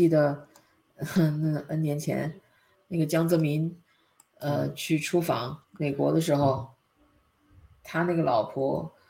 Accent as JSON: {"language": "Chinese", "country": "North Korea", "said": "我们朝鲜人可能朝鲜举国上下也就这些人"}